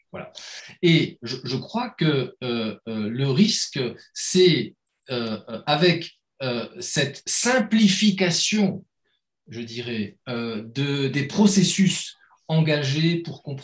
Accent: Metz, Grand Est, France; mais bon, je viens de Metz, commencez pas à chercher des.

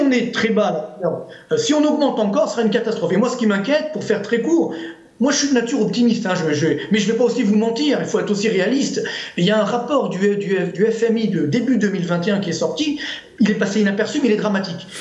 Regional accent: Orly, Île-de-France, France; HLM d'Orly

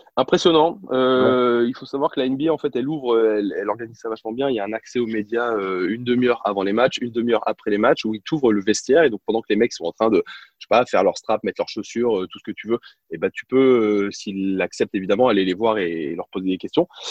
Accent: France; accent: French; also born or lived in United States / La Rochelle; comme tous les Français, alors oui, euh, oui, euh, j'ai passé quatre ans aux États-Unis, je parle anglais couramment, mais, mais évidemment que j'ai gardé un petit peu d'accent

